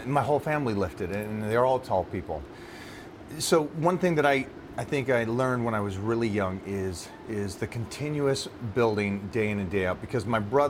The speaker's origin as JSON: {"language": "English", "town": "Kirkland", "region": "Washington", "country": "United States", "tie": "born or raised there", "said": "I grew up in Kirkland, Washington."}